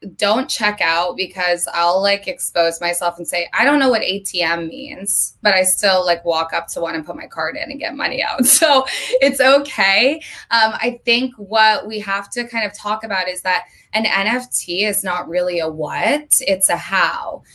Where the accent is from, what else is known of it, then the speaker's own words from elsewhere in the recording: Vermont, United States; moved away as an adult; now in Los Angeles, United States; I lived in Vermont my entire life up until three months ago when I moved to LA on April 1st.